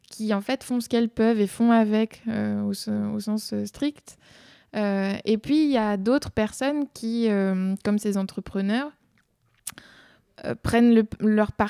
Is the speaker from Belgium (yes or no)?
yes; Belgium; En Belgique, on dit toutes ces broles qu'on laisse euh, dans les placards